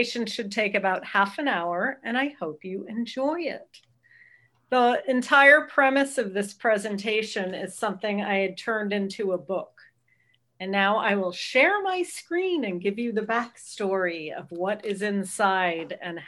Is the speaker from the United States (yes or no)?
yes; Southern California, United States; now in Oakland, United States; I grew up in Southern California